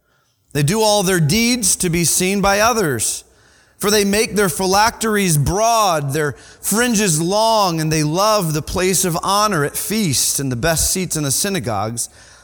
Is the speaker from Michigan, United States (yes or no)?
yes; Michigan, United States; I am actually from Michigan. Anybody from Michigan? I mean, Michigan's pretty cool.